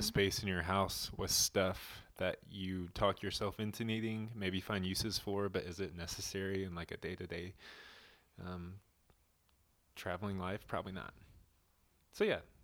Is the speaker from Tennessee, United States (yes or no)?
yes; Nashville, Tennessee, United States; moved away as an adult; also born or lived in Colorado; we were born and raised in Nashville, Tennessee, both of us